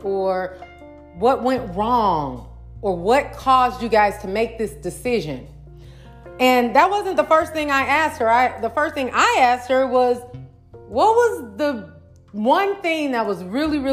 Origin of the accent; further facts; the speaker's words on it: St. Louis, Missouri, United States; my hometown, St. Louis, Missouri